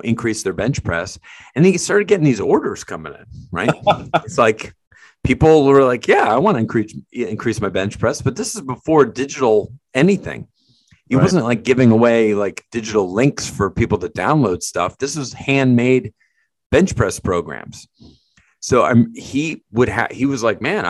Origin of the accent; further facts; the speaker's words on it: Connecticut, United States; where we grew up together in Connecticut